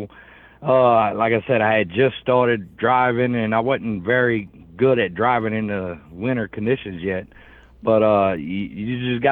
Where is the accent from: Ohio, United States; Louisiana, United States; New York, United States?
Louisiana, United States; Houma; I'm from Houma, Louisiana, like an hour and a half south of New Orleans